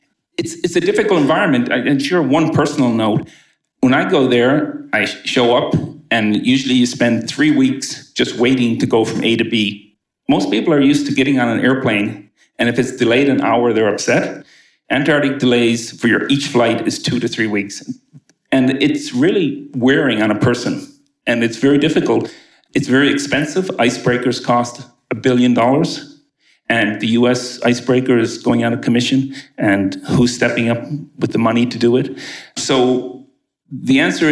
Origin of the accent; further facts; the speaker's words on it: Canada; now in United States; I'm from Canada.